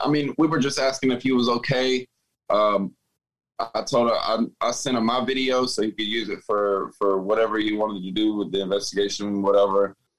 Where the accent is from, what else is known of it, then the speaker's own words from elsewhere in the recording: Atlanta, Georgia, United States; also born or lived in Woodstock, Georgia / Marietta, Georgia / Decatur, Georgia; now in Tampa, United States; I'm actually originally from Atlanta